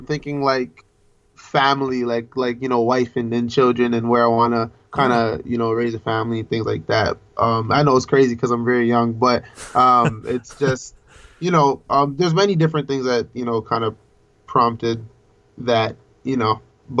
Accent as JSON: {"language": "English", "town": "Toronto", "region": "Ontario", "country": "Canada", "tie": "born or raised there", "said": "I am from... I grew up in the West End."}